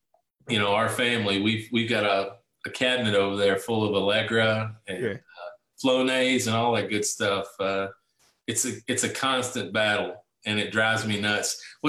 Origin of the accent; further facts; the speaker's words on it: Bowling Green, Kentucky, United States; Bowling Green, it's my hometown. It's where I'm from. And we live on 10 acres on a small farm here.